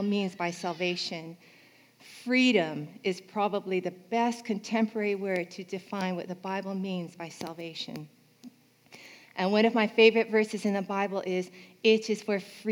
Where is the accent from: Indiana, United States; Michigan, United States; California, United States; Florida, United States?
California, United States; When I was young, I grew up in California